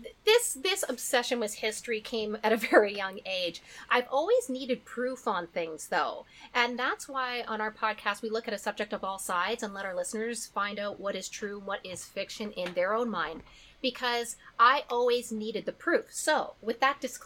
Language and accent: English; Canada; as a Canadian